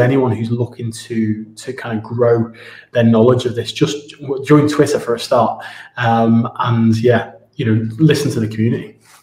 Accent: Ormskirk, North West England, United Kingdom; moved away as an adult; also born or lived in Spain / Moscow / Abu Dhabi; now in Dubai, United Arab Emirates; I'm from Ormskirk originally

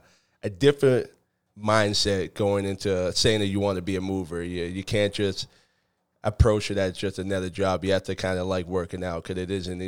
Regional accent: Acton, Massachusetts, United States; I grew up in Acton, Massachusetts, which is local to where we are right now.

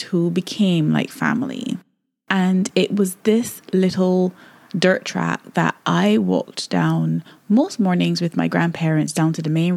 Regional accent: Barbados; I really had such a wonderful childhood growing up in Barbados

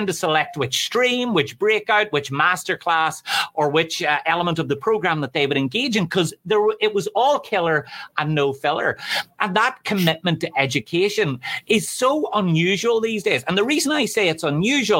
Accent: Ireland; I'm from Ireland

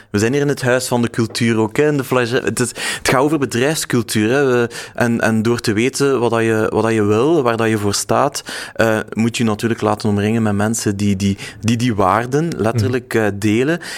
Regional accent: West Flanders, Belgium; also born or lived in Ghent, Belgium; Ik ben West-Vlamingen, dus ik sta wel met mijn voeten eh, in, in, in, de, in de modder, denk ik.

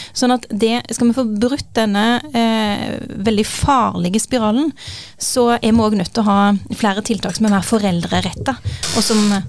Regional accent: Norway; jeg har familiebakgrunn fra Pakistan, selv om jeg er født og oppvokst i Norge

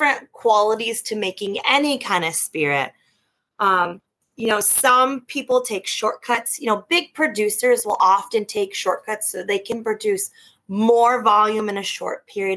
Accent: Potsdam, New York, United States; I was born and raised in Potsdam, New York.

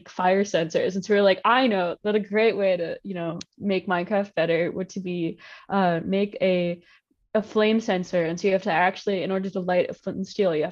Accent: Virginia, United States; moved away as an adult; Like I'm from Virginia, and I was basically in my basement in Virginia the entire year.

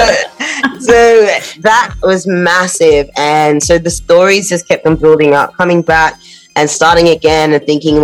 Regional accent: Australia; moved away as an adult; now in London, United Kingdom; as dark skin, as black people growing up in Australia

